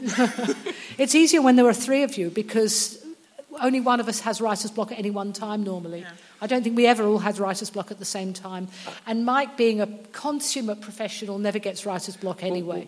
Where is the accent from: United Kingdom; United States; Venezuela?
United Kingdom; I'm British